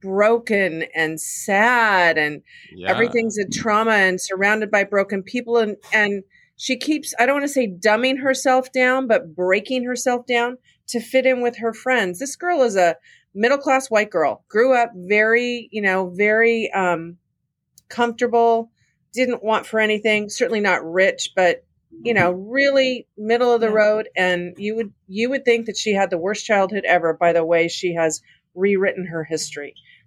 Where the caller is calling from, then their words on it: Palmetto, Florida, United States; I'm calling from Palmetto, Florida, which is a suburb of Tampa Bay.